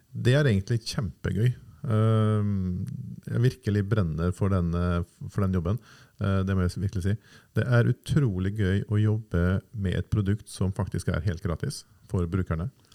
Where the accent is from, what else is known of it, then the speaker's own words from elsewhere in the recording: Nordvestlandet, Norway; now in Oslo, Norway; Jeg er fra Nordvestlandet og flytta til Oslo i 95-96